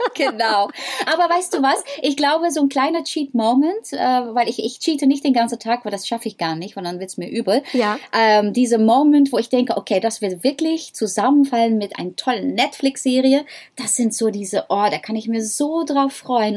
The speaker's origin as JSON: {"language": "German", "country": "Netherlands", "accent": "Dutch", "second_language": "German", "moved": "yes", "said": "ich habe ein holländisches Akzent"}